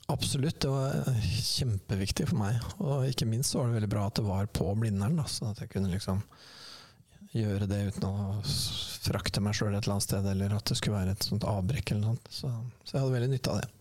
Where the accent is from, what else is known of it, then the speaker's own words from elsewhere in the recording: Sarpsborg, Østfold, Norway; jeg er jo fra Sarpsborg